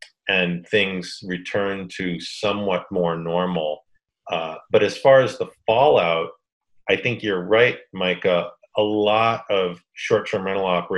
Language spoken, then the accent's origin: English; Boston, Massachusetts, United States; moved away; I grew up in Boston